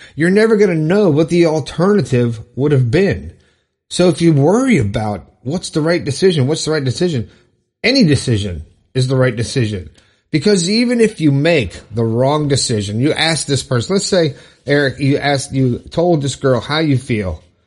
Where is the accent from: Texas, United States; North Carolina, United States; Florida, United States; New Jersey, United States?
Florida, United States; Broward County; I'm from Florida. I'm from Broward County